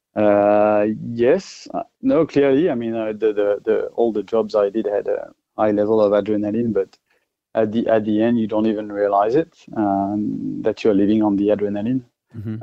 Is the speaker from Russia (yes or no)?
no; France; accent: French; English is a second language; moved away as an adult; now in Australia; obviously I'm French uh, with my accent, but I'm Australian as well.